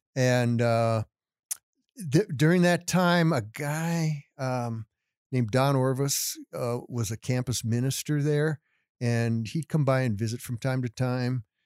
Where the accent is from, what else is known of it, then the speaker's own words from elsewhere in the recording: Littleton, Colorado, United States; I was born and raised here in, in Denver, Littleton